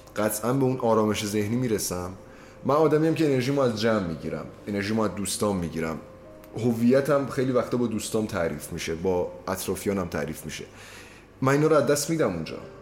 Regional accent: Iranian Azerbaijan, Iran; accent: Azeri; Persian is a second language; آذریم و از بچگی لحجهش خیلی شریفی داشتم

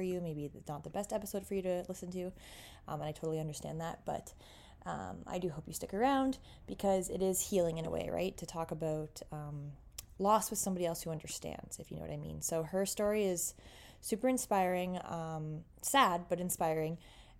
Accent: Canada; accent: Canadian; Can you hear my Canadian accent?

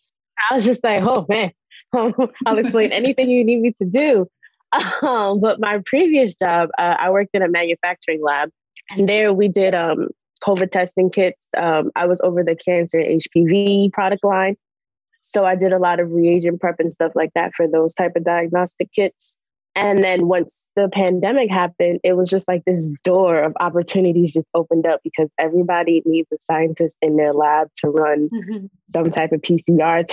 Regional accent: New York City, New York, United States; I'm from Brooklyn, New York

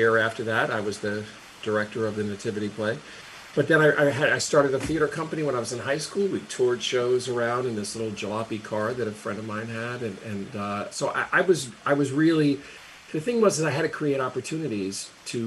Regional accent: Carteret, New Jersey, United States; moved away; also born or lived in Elizabeth, New Jersey; Carteret, New Jersey. I'm from Elizabeth originally, lived there for a few years, and then, you know, from like second grade till I left, I was in Carteret

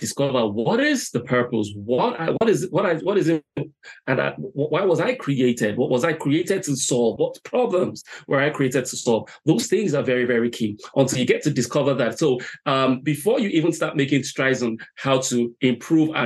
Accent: Nigeria; moved away as an adult; now in Ireland; I'm originally from Nigeria, relocated here to Ireland late

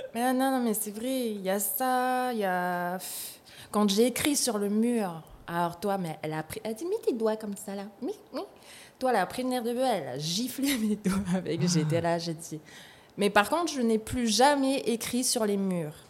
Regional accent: Nouméa, South Province, New Caledonia; also born or lived in Ponérihouen / Houaïlou; j'ai grandi à Nouméa

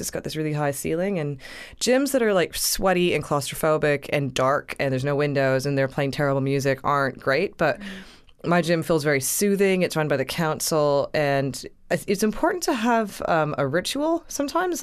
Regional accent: Canada; I'm a Canadian girl

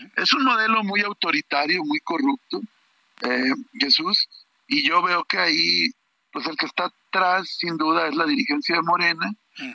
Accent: Torreón, Coahuila, Mexico; Yo soy nativo de Torreón, soy lagunero.

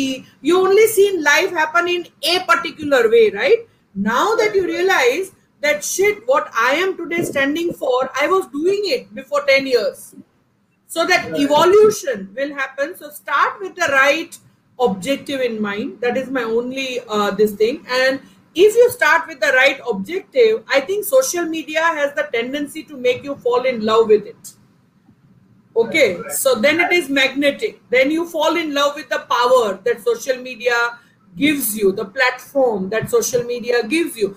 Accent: Rajkot, Gujarat, India; I was born and brought up in Rajkot

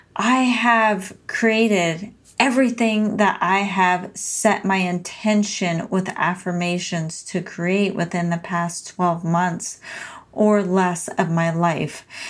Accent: San Diego, California, United States; moved away as an adult; now in Portland, United States; from being a Southern California native to an adventure seeking and courageous Pacific Northwest transplant. So, I moved from San Diego, California, sunny San Diego to rainy, gloomy Portland, Oregon

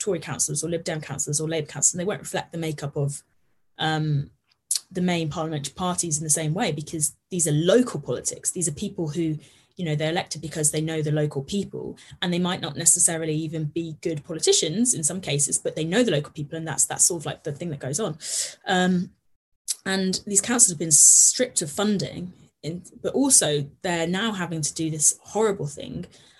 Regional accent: Midlands, United Kingdom; well, I come from the Midlands and it is being ignored.

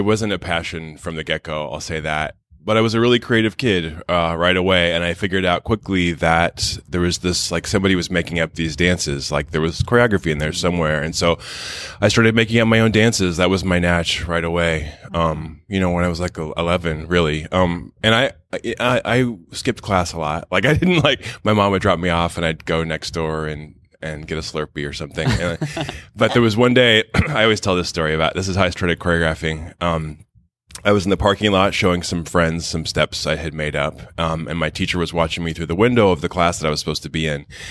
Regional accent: Wichita, Kansas, United States; moved away; I'm from Wichita, Kansas

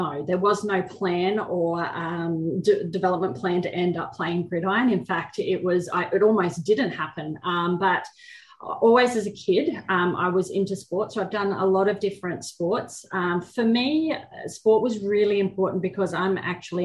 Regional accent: Brisbane, Queensland, Australia; also born or lived in Chicago; I am in my hometown of Brisbane in Queensland, Australia

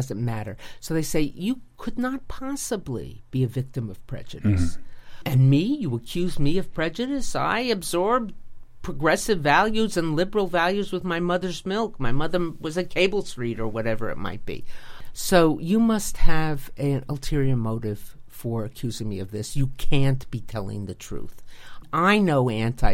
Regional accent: United States; as an American woman.

